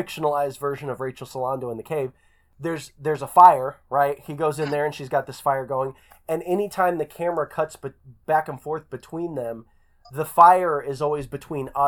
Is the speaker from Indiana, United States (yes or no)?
yes; Bloomington, Indiana, United States; I'm from Bloomington, Indiana